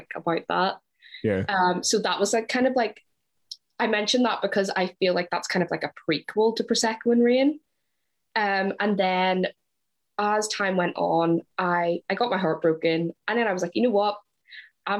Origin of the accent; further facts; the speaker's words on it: Ireland; moved away as an adult; now in Glasgow, United Kingdom; I'm from Ireland, but I moved to Glasgow in September 2018